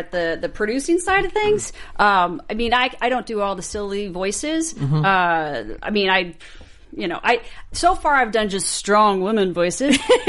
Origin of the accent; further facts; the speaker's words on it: California, United States; I was born and raised in California.